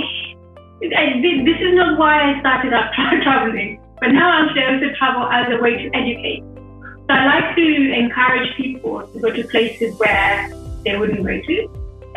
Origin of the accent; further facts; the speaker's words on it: London, United Kingdom; also born or lived in Uganda; I was born in Uganda, but I've lived most of my life in London